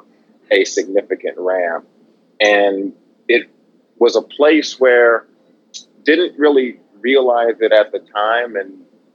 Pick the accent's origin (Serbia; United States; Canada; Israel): United States; Oakland, California; I grew up in Oakland, California